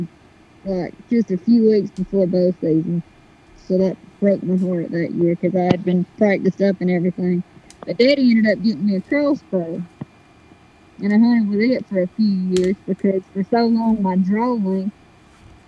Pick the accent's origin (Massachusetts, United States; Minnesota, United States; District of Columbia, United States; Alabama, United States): Alabama, United States; Brantley; I'm from South Alabama. I tell you the town. It's called Brantley